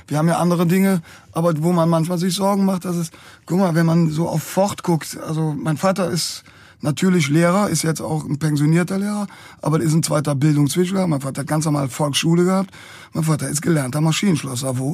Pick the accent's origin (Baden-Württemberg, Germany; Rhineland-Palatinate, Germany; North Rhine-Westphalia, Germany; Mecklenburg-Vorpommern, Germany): North Rhine-Westphalia, Germany; Cologne; wenn du als Kölner unterwegs